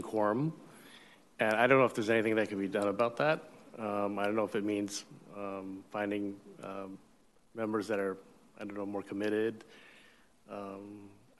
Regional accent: Seattle, Washington, United States; now in Redmond, United States; I was born and raised in Seattle, and I've lived in Redmond since the year 2000

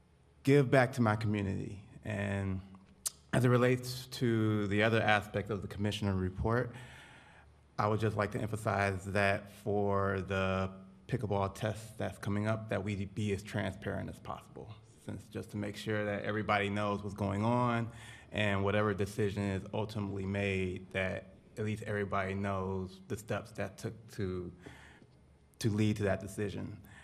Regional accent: Detroit, Michigan, United States; also born or lived in Texas / Florida / California; now in Alameda, United States; I am originally from Detroit, Michigan.

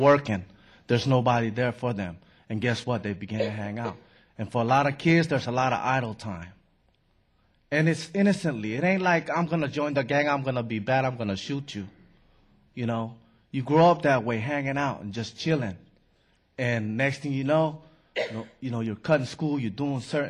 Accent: San Francisco, California, United States; I grew up in San Francisco

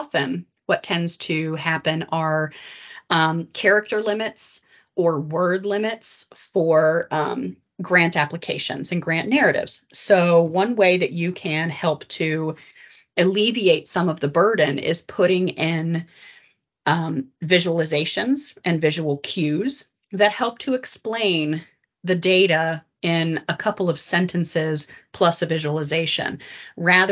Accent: West Virginia, United States; I grew up in West Virginia

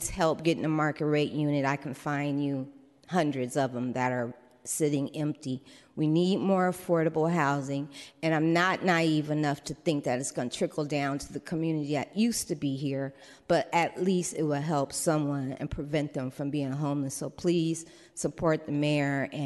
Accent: San Francisco, California, United States; I was born in the Fillmore in 1969, where I lived for 18 years

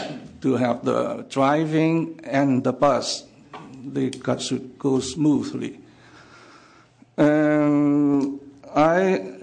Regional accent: near San Francisco, California, United States; I grew up and educated near San Francisco. I work in San Francisco.

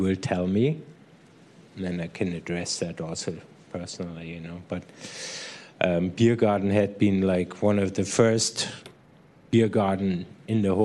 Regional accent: Munich, Bavaria, Germany; now in San Francisco, United States; I'm from Munich

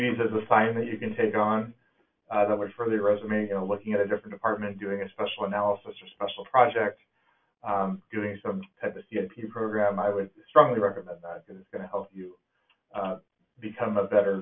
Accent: California, United States; moved away as an adult; now in Snoqualmie, United States; I'm in Washington now, but I'm from California

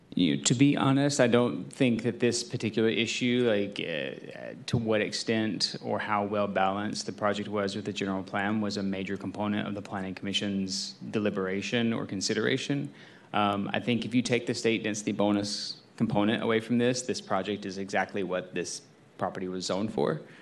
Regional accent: the South, United States; moved away; I'm from the South

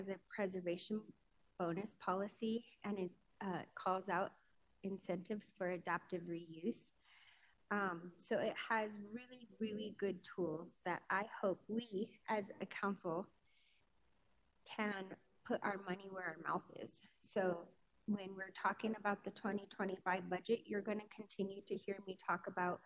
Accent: Denver, Colorado, United States; Born and raised in Northwest Denver, spent my whole entire life here

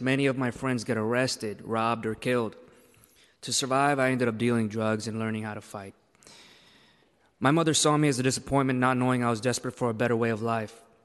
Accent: Broward County, Florida, United States; also born or lived in Jamaica; Soon after, I moved to the U.S. and grew up in a terrible neighborhood in Broward County, Florida

